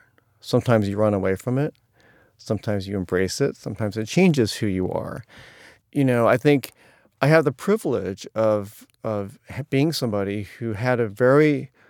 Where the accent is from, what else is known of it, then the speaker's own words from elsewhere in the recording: Atlanta, Georgia, United States; born there; I was born in 1963 in Jim Crow Atlanta at a time when Asian immigration was illegal